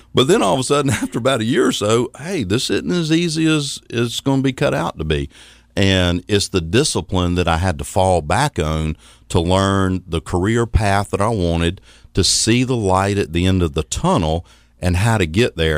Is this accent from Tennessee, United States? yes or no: no; Athens, Georgia, United States; also born or lived in Atlanta, Georgia; born and raised in Athens, Georgia. Actually, I was born in Atlanta, and before I was about a year old, my father got transferred from SunTrust Banks over to Athens, Georgia